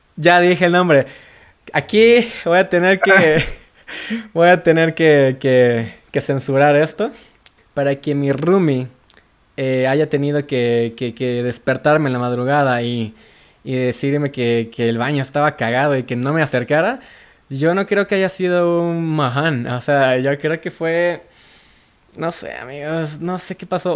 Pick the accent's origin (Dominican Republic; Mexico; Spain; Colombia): Mexico; Veracruz; also born or lived in Guadalajara; now in Mexico City, Mexico; En, en Veracruz, yo soy de Veracruz.